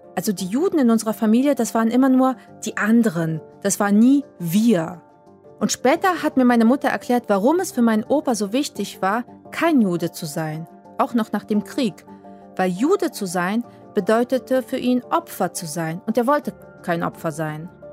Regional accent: Poland; moved away; aufgewachsen bin ich in Polen als ein ganz normales katholisches Mädchen

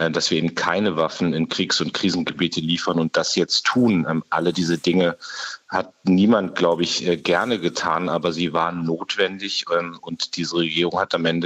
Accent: Munster, Lower Saxony, Germany; Ich habe mir jetzt die Woche gerade die Ausbildung der ukrainischen mhm. Soldaten in meiner Heimatstadt Munster am Leo 2 angeguckt

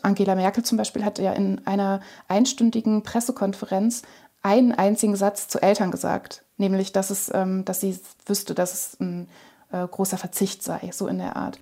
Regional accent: Lower Saxony, Germany; in Niedersachsen, wo ich aufgewachsen bin

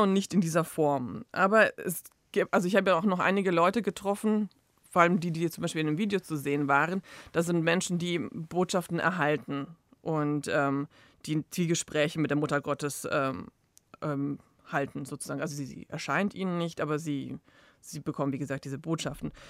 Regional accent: Zagreb, City of Zagreb, Croatia; ich als Kroatin aus Zagreb

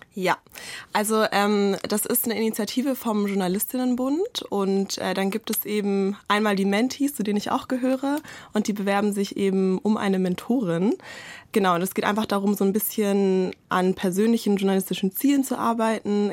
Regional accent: Swabia, Germany; als Schwäbin

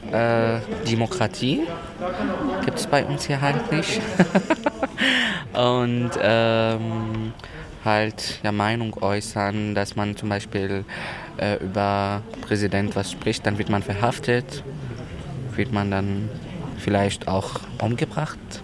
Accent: Syria; now in Germany; Ich komme auch aus Syrien. Ich bin auch seit 2015 in Deutschland

